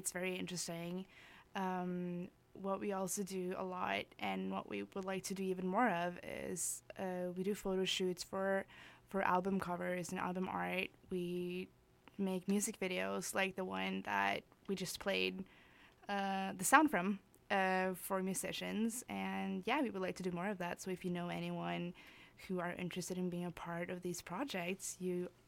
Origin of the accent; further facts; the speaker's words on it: Norway; now in Canada; I am originally from Norway, so we're both European